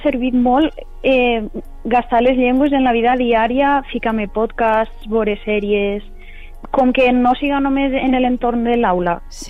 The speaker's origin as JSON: {"language": "Catalan", "town": "Castelló de la Plana", "region": "Valencian Community", "country": "Spain", "tie": "born or raised there", "moved": "as an adult", "lives_now": "York, United Kingdom", "said": "Jo soc nascuda a Castelló de la Plana i he viscut tota, tota la vida allí"}